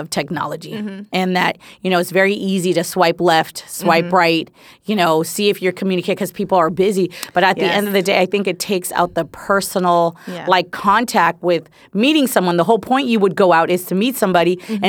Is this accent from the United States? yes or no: yes; San Francisco Bay Area, California, United States; moved away as an adult; now in Los Angeles, United States; I think I'm from the Bay. Yay. Shout out to the Bay Area.